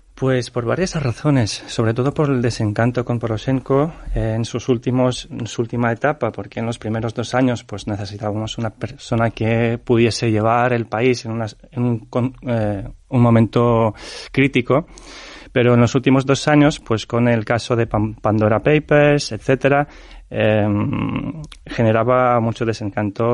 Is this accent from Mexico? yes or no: no; Ternopil, Ternopil Oblast, Ukraine; Spanish is a second language; now in Spain; Mi abuela está en Ternopil, en mi ciudad natal